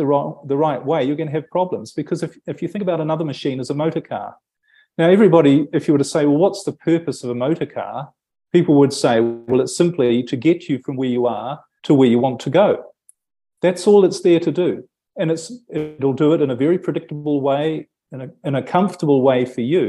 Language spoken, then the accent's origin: English; New Zealand; moved away as an adult; I'm from New Zealand originally